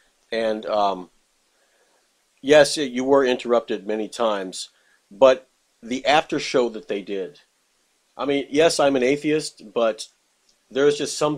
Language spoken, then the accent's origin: English; Texas, United States; now in Wisconsin, United States; I'm originally from Texas, and we're up here in Wisconsin now, up in the cold north.